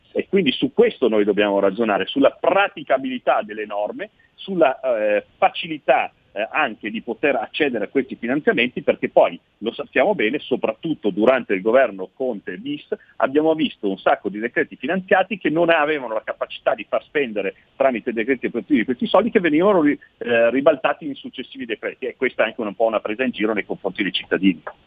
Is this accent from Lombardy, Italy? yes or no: yes; Milan, Lombardy, Italy; also born or lived in Veneto; sono di Milano ma sono di origine veneta